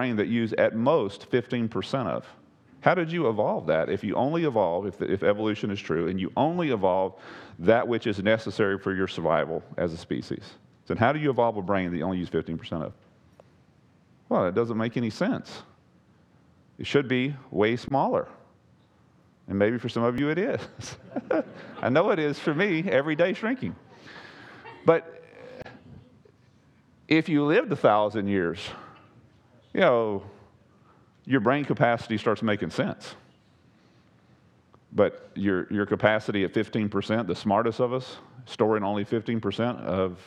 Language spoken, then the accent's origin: English; Texas, United States; I'm a whitetail hunter. I'm from Texas.